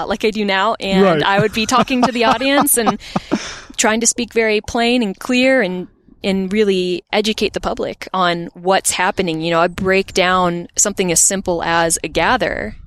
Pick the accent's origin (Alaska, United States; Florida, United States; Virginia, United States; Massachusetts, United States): Virginia, United States; Botetourt; I grew up in Botetourt, Virginia, and there wasn't much of an art scene there.